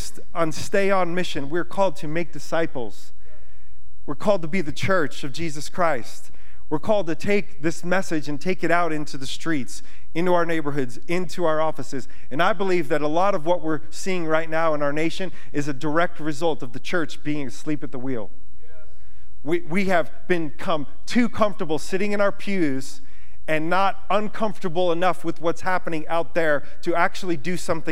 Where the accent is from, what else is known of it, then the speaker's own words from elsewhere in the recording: United States; I'm an American citizen